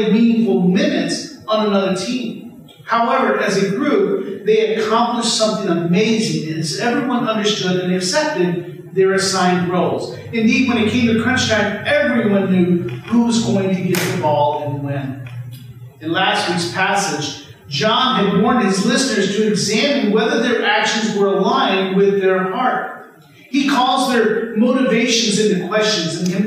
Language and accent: English; Illinois, United States; growing up in Illinois, I was a big Chicago Bulls fan